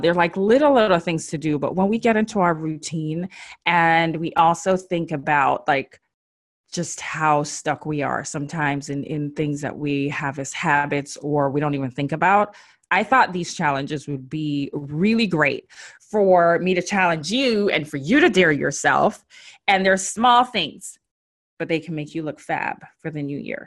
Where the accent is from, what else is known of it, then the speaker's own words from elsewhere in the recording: Jamaica; accent: Jamaican; My Jamaican accent just came out